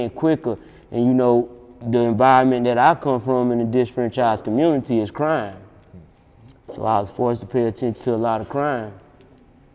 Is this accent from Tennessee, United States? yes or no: no; Latta, by way of Sellers, South Carolina, United States; also born or lived in Columbia, South Carolina